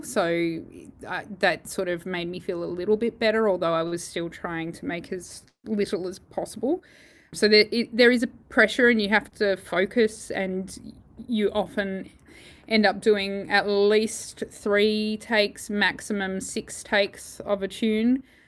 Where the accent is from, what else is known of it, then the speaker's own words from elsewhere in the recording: Perth, Western Australia, Australia; moved away as an adult; also born or lived in Holland; I'm originally from Perth, so it's lovely to be near all my family again